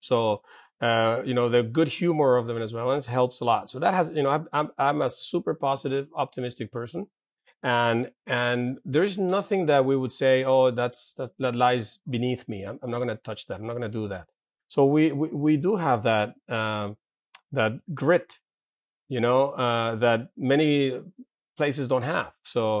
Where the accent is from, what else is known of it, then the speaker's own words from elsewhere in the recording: Santa Paula, California, United States; And then growing up in Santa Paula, where it was a brand new urban area, you know, bicycling, playing in the fields, playing soccer on the streets, whatever, you know, a lot of outdoor time.